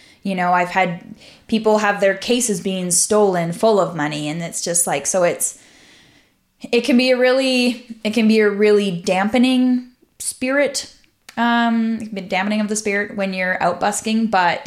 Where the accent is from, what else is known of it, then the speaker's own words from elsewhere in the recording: Central Alberta, Canada; moved away; I'm from Central Alberta.